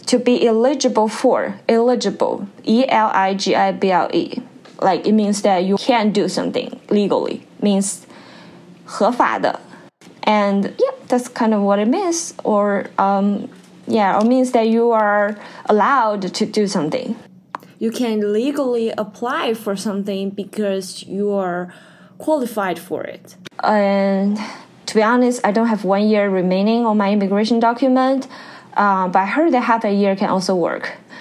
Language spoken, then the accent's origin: English; China; English is a second language; moved away as an adult; now in Pennsylvania, United States; when we are learning English in China